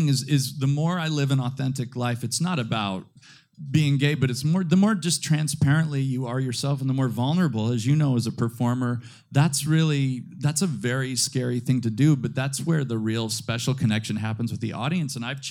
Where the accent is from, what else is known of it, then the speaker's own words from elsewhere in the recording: Midwest, United States; now in New York City, United States; But I really look at it as a blessing, and because I am, I'm from the Midwest.